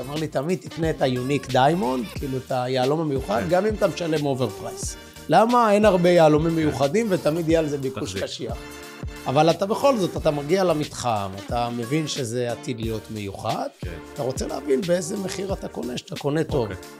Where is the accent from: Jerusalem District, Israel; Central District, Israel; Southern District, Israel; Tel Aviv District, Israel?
Tel Aviv District, Israel; Bat Yam; אנחנו גם מקומיים, גדלנו בבת ים